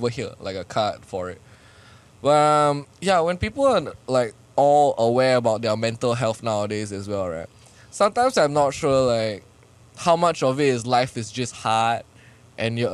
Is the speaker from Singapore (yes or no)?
yes; Singapore; now in Philippines; I can go back to Singapore